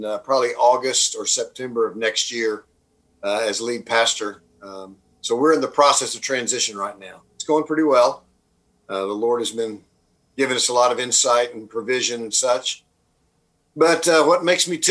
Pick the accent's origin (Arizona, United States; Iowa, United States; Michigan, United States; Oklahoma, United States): Oklahoma, United States; moved away as an adult; also born or lived in Dallas, Texas / Kansas City / Wheaton, Illinois; I'm an Okie by birth, been born and raised in Oklahoma